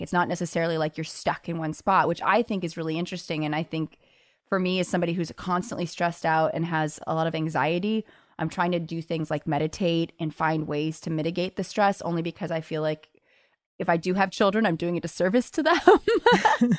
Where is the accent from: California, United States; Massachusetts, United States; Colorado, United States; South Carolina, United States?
California, United States; Los Angeles; moved away as an adult; now in New York, United States; I grew up in Los Angeles where, you know, I took the bus as a kid